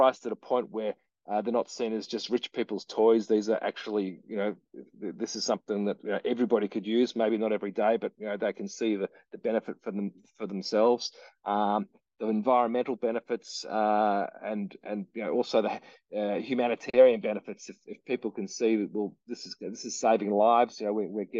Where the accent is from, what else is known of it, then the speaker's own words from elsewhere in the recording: Victoria, Australia; my home state of Victoria